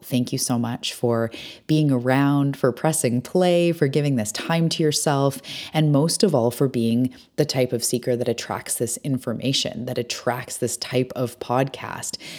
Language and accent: English; British Columbia, Canada; I'm a Canadian on my island, Vancouver Island